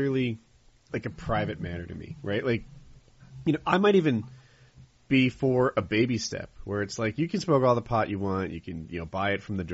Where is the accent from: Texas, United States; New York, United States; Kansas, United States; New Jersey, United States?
New Jersey, United States; moved away as an adult; also born or lived in the South (US); I'm from Jersey